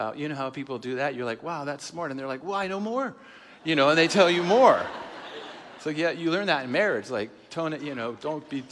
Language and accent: English; Seattle, Washington, United States; we're from Seattle. It's a progressive city.